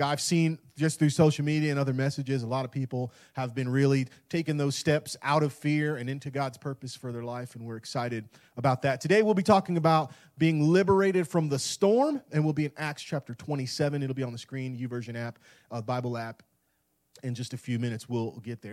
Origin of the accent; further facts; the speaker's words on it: Tampa Bay area, West Central Florida, United States; moved away as an adult; now in Clarksville, United States; I grew up in West Central Florida in the Tampa Bay area